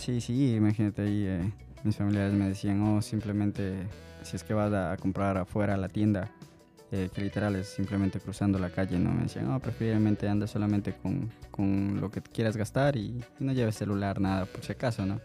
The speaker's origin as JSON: {"language": "Spanish", "country": "Ecuador", "tie": "born or raised there", "moved": "yes", "said": "soy ecuatoriano"}